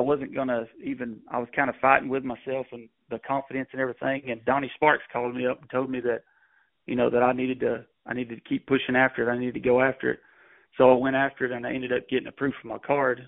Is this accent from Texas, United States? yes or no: yes; Gun Barrel City, Texas, United States; I'm from Gun Barrel City, Texas.